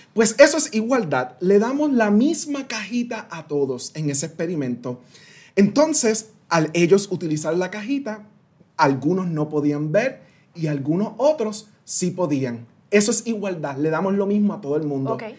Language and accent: Spanish; San Sebastián, Puerto Rico; first language Spanish; moved away as an adult; also born or lived in Washington, D.C. / United States; nací y me crié en Puerto Rico